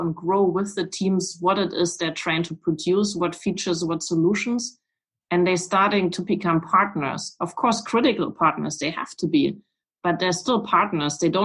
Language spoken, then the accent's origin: English; Weimar, Thuringia, Germany; English is a second language; I was born in Weimar